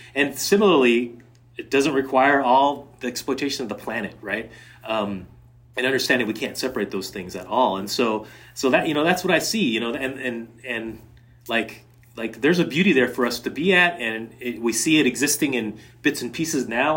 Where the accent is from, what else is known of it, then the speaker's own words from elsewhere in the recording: Seattle, Washington, United States; moved away; also born or lived in Connecticut; I grew up mostly in the Seattle area, and then also, and then, and then in Connecticut